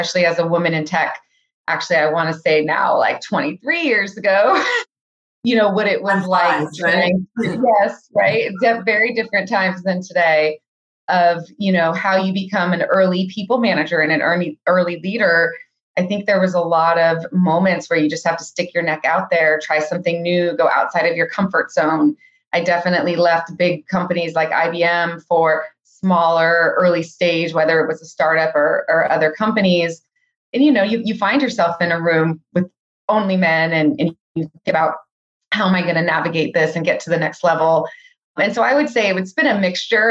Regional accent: Silicon Valley, California, United States; I was born and raised in the Silicon Valley, which is fairly rare these days

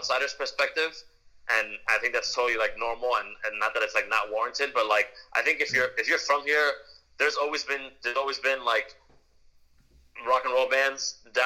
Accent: Miami, Florida, United States; We're playing in a rock and roll band or whatever you want to call it, a garage band or a punk band, whatever. Like, and we're from Miami

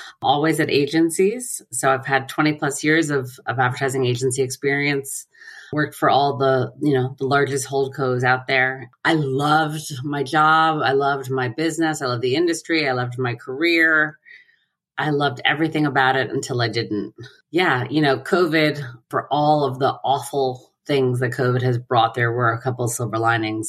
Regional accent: New Rochelle, New York, United States; also born or lived in Pelham, New York; I grew up in New Rochelle, which is about 2 miles from where I currently live, next town over

